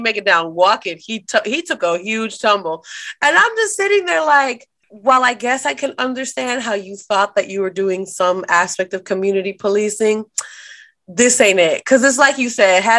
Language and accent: English; Dominican Republic; now in United States; I'm from Dominican Republic and we very normally do not get power.